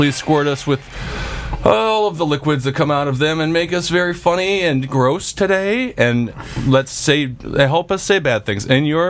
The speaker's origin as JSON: {"language": "English", "town": "Milwaukee", "region": "Wisconsin", "country": "United States", "tie": "born or raised there", "said": "Well, it's my hometown serial killer."}